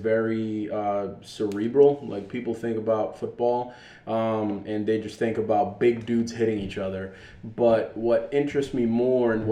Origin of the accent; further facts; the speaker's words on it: Dominican Republic; moved away; I am Dominican. I am originally from the Dominican Republic